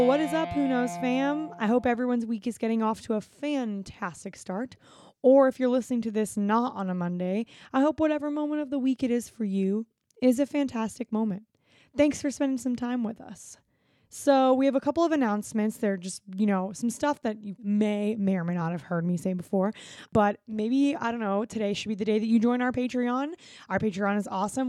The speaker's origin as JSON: {"language": "English", "region": "Florida", "country": "United States", "said": "we grew up going to Disney because I'm from Florida"}